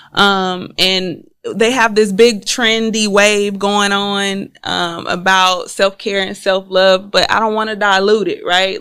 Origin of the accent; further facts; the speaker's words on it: Houston, Texas, United States; I'm originally from Houston, Texas